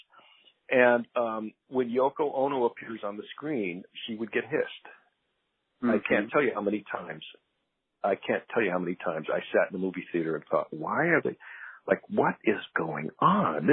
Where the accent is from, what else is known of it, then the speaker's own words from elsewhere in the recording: Boulder, Colorado, United States; I grew up in Boulder. I was 10 that summer